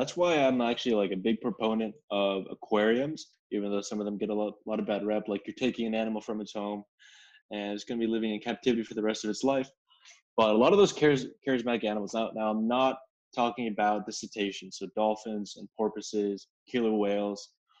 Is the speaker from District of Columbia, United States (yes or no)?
no; Connecticut, United States; born there; Well, look, I was born in Connecticut, and I would go back every summer now and then, and there were horseshoe crabs all along the coastline